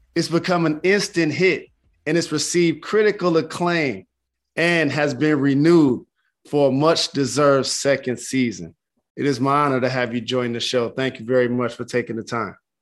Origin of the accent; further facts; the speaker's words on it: Detroit, Michigan, United States; as someone that founded an underfunded school in my hometown of Detroit